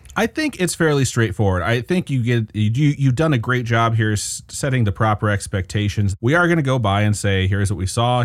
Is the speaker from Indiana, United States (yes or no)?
yes; Valparaiso, Indiana, United States; now in Las Vegas, United States; which is actually where I am from